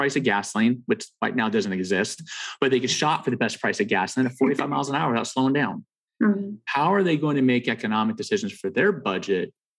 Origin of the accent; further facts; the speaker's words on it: Southern California, United States; I grew up in Southern California